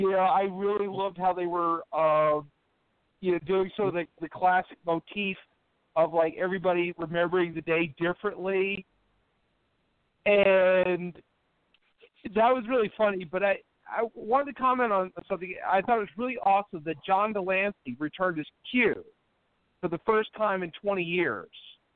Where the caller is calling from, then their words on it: Charlottesville, Virginia, United States; calling from Charlottesville, Virginia.